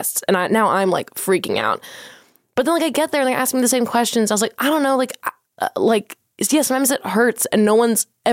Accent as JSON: {"language": "English", "town": "Philadelphia", "region": "Pennsylvania", "country": "United States", "tie": "born or raised there", "also_born_or_lived": "New York", "moved": "as an adult", "lives_now": "Los Angeles, United States", "said": "in Philly, there's, like, a little corner store where on the block that I grew up"}